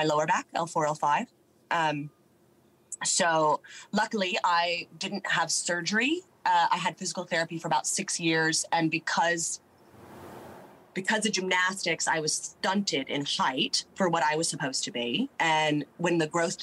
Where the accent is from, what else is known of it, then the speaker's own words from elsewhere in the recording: Nevada, United States; first language English; moved away as an adult; also born or lived in New York / England; now in Melbourne, Australia; I'm from Nevada, but I went to school in New York